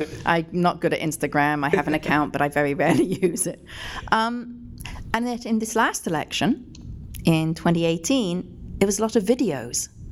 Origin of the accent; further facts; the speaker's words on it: England, United Kingdom; moved away as an adult; I came from England, obviously, when I was 18